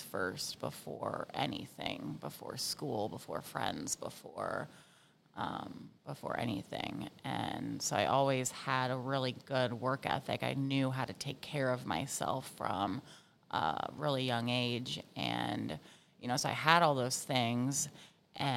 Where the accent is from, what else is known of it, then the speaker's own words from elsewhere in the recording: Virginia Beach, Virginia, United States; I grew up in Virginia Beach. Yeah, my dad was in the Navy, and the rest of my family lived here